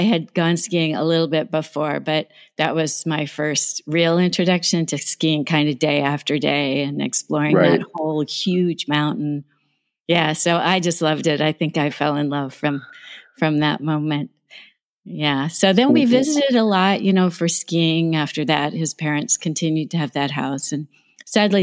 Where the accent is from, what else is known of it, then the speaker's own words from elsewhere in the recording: Southern Indiana, United States; moved away; I'm from Southern Indiana